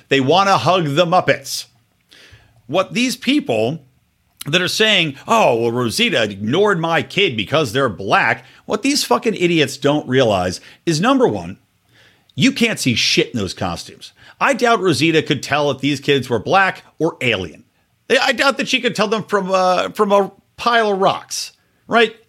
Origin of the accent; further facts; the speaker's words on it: Yardley, Pennsylvania, United States; I grew up in Yardley, Pennsylvania